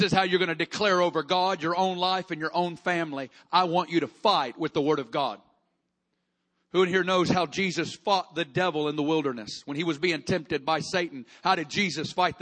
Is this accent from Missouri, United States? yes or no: yes; Kansas City, Missouri, United States; I'm from Kansas City, we get tornadoes